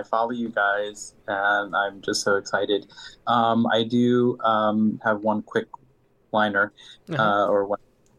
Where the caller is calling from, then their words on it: Stockbridge, Georgia, United States; Yeah, I'm calling from Stockbridge, Georgia, which is outside of Atlanta.